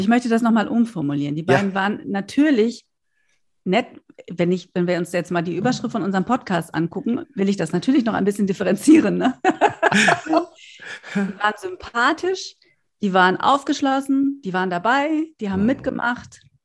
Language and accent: German; North Rhine-Westphalia, Germany; now in Berlin, Germany; da, wo ich herkomme, in Westfalen schon.